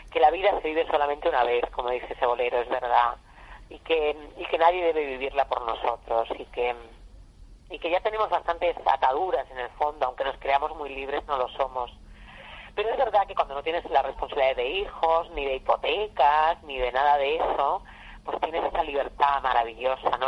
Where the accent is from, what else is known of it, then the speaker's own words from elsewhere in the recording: Extremadura, Spain; also born or lived in Badajoz; como todas las chicas, chicos de mi, de mi tierra, cuando éramos pequeños, eh, en los años 70